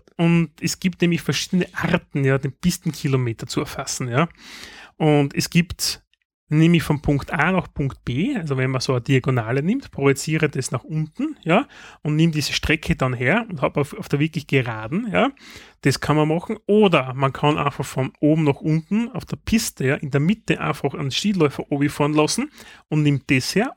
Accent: Styria, Austria; bei uns in der Steiermark

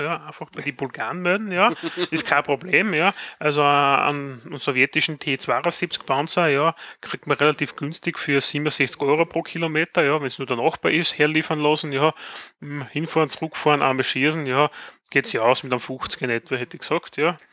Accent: Styria, Austria; bei uns in der Steiermark

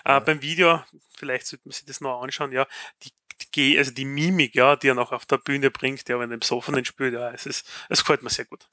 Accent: Graz, Styria, Austria; bei uns in Graz

